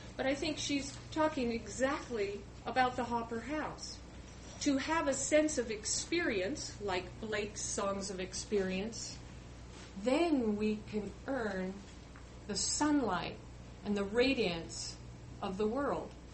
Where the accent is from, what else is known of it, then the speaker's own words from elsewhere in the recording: Pacific Northwest, United States; I grew up in the Pacific Northwest